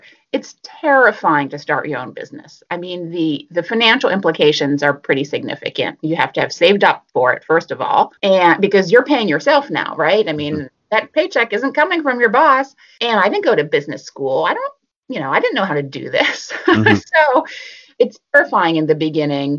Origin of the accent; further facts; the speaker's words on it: Philadelphia, Pennsylvania, United States; moved away as an adult; also born or lived in Boston; I was living in Boston, and I'm from Philadelphia.